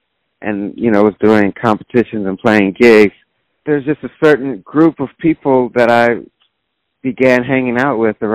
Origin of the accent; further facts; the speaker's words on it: Simi Valley, California, United States; moved away as an adult; also born or lived in Boston / New Orleans; now in New York, United States; I grew up in Los Angeles area, Simi Valley to be specific